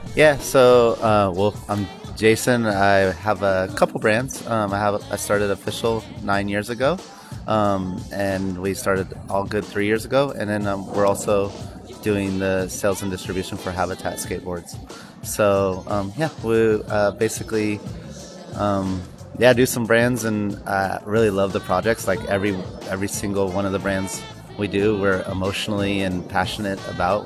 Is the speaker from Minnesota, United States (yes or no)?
no; Sacramento, California, United States; we're from Sacramento, and Sacramento has such a amazing skate culture